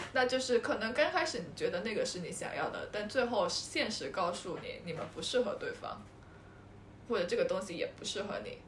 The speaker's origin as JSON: {"language": "Chinese", "region": "Guangdong", "country": "China", "said": "我们嗯。潮汕人"}